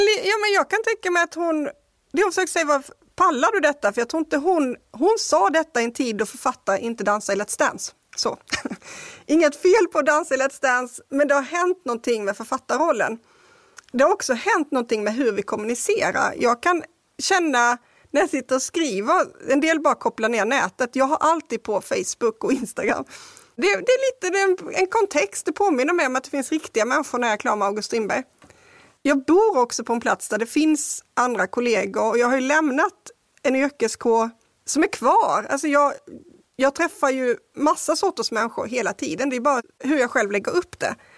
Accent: Kristianstad, Skåne, Sweden; Jag är uppvuxen i Kristianstad

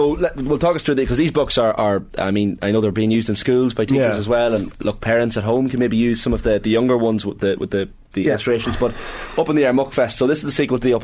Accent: Monaghan, Ulster, Ireland; I'm from Monaghan

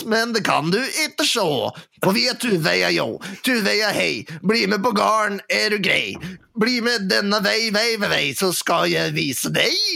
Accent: Dalsbygda, Innlandet, Norway; Vi kommer fra Dalsbygda, ja

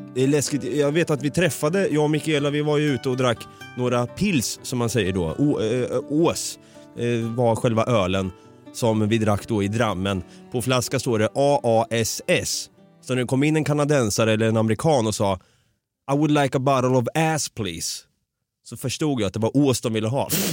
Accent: Sweden; moved away; also born or lived in Norway / Canada; jag är svensk nu, de hör att jag pratar svenska

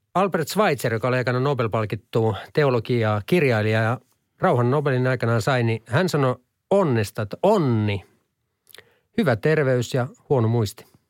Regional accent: Halsua, Central Ostrobothnia, Finland; moved away as an adult; also born or lived in United States; Mä oon Halsulta kotosi

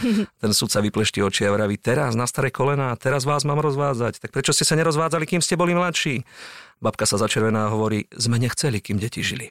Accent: Krásna Lúka, Prešov Region, Slovakia; tej obce, odkiaľ pochádzam ja, z Krásnej Lúky

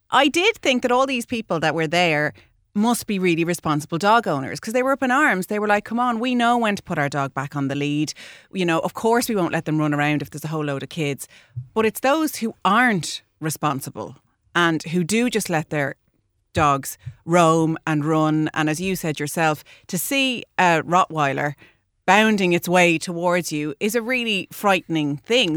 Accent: Ireland

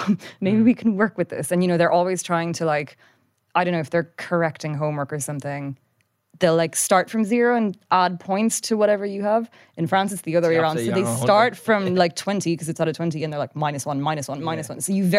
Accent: Japan; Because when we grew up in Japan, it was like super international. Like it was an American school, loads of different cultures

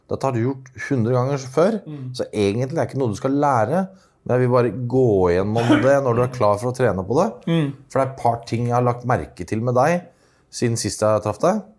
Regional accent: Norway; papirløs, men jeg er nordmann.

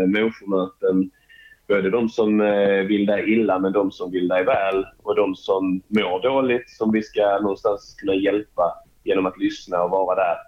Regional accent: Helsingborg, Skåne, Sweden; also born or lived in Umeå; omkring Helsingborg är jag uppvuxen

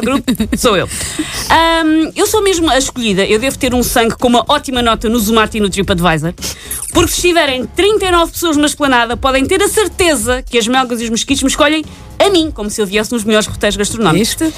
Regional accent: Porto, Norte, Portugal; vim do Porto

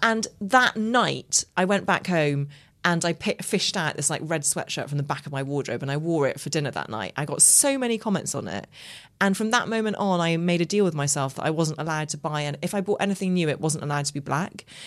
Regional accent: Ireland; I grew up in Ireland

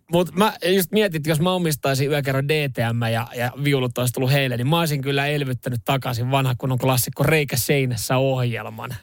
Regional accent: Vantaa, Uusimaa, Finland; lamaajan lapsena Länsi-Vantaalla viettänyt nuoruuden

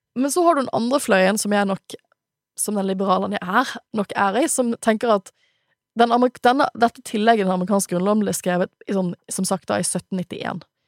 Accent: Bergen, Vestland, Norway; jeg er fra Bergen

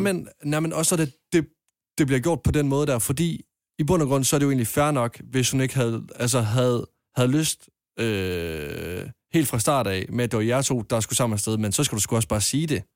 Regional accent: Jutland, Denmark; hjemme i Jylland, der går vi mere op i jysk hygge

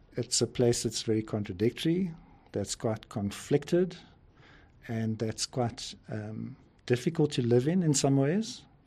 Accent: Pretoria, Gauteng, South Africa; moved away as an adult; now in Johannesburg, South Africa; I actually grew up in Pretoria, which is a nearby city, but I've been living in Johannesburg for about 40 years

